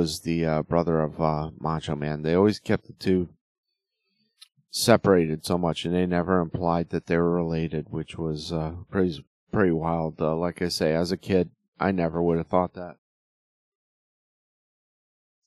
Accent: Connecticut, United States; moved away; I'm originally from Connecticut

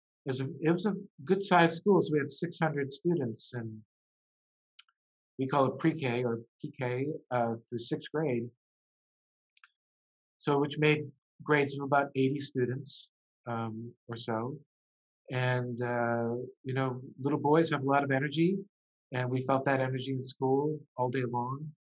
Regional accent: Memphis, Tennessee, United States; Sports was a big, very big part of growing up in Memphis

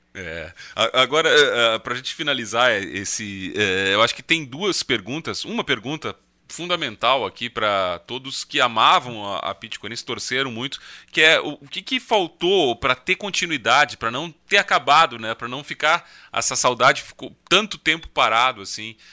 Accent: Rio Grande do Sul, Brazil; Eu, eu lembro como, como gaúcho

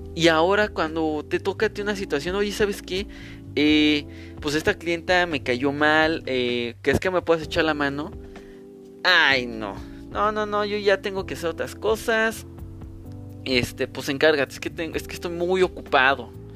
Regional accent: Mexico City, Mexico; soy de la Ciudad de México

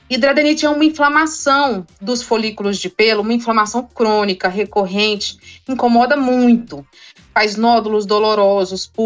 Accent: Brasília, Federal District, Brazil; Eu sou de Brasília

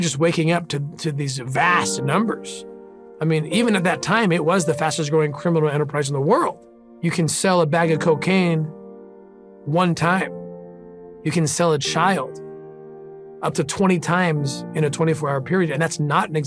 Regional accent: La Cañada Flintridge, California, United States; also born or lived in Glendale, California; So I was born in Glendale, California, raised in La Cañada

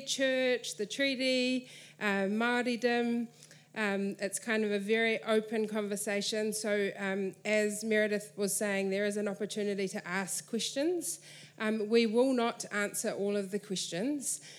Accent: Waitara, Taranaki, New Zealand; moved away as an adult; now in Auckland, New Zealand; I grew up in Waitara in Taranaki

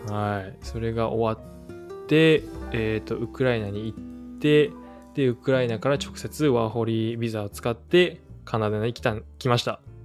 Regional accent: Aichi, Japan; moved away as an adult; also born or lived in United States / Nagoya; now in Vancouver, Canada; 愛知県生まれです

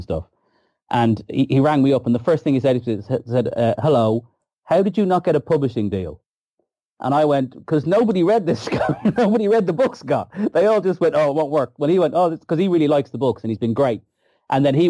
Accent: Ireland; being Irish

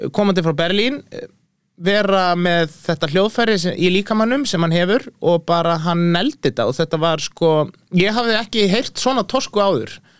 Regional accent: Iceland

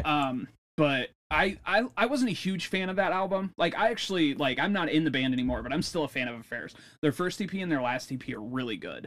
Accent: Northwest Ohio, United States; we're in California, we're from Northwest Ohio

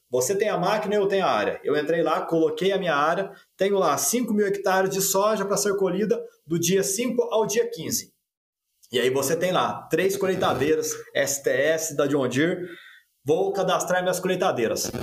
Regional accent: Guaxupé, Minas Gerais, Brazil; moved away as an adult; now in Uberlândia, Brazil; eu venho lá de Gochupé, na verdade Santa Cruz da Prata, que é um distrito pertinho de Gochupé, no sul de Minas Gerais, com 3 mil habitantes

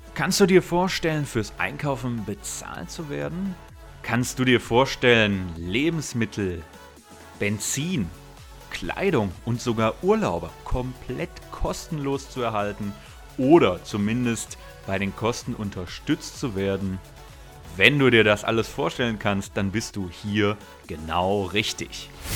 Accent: Essen, North Rhine-Westphalia, Germany; Ich komme aus Essen

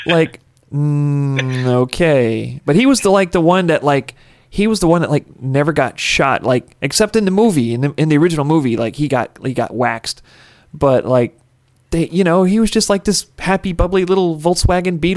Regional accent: New Orleans, Louisiana, United States; I was born and raised in New Orleans, in the surrounding area, in the swamps

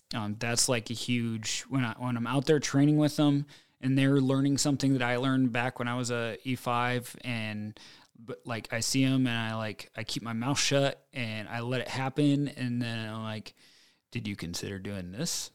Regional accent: United States; I grew up in Farmville, U S A, and I'm, like, pretty mechanically inclined.

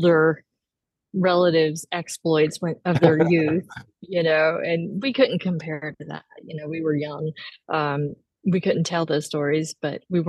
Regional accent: Fort Smith, Arkansas, United States; moved away as an adult; also born or lived in Cape Cod, Massachusetts; now in Boston, United States; I grew up in Fort Smith, which is more a river valley town. But my parents, like with my mom, but then with my dad and my stepmom, they lived up on the hill. So it was like the foothills of the Ozarks

